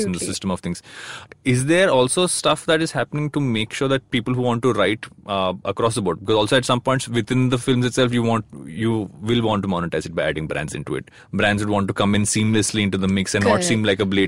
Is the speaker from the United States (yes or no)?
no; South India, India; I'm from the South